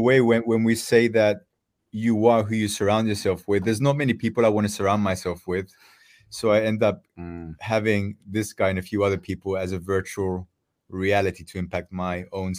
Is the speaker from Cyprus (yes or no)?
yes; Cyprus; moved away; also born or lived in Netherlands; I'm from Cyprus.